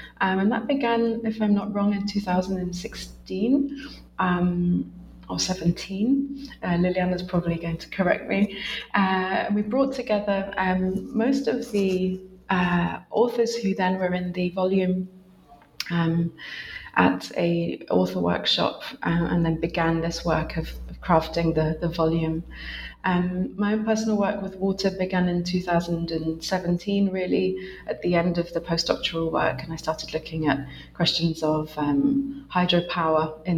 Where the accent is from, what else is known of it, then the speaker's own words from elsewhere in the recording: United Kingdom; now in Essex, United Kingdom; I'm a British researcher based in Essex, which is a university just north of London